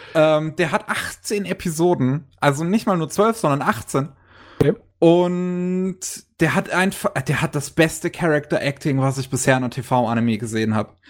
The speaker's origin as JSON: {"language": "German", "country": "Germany", "said": "bei uns in Deutschland"}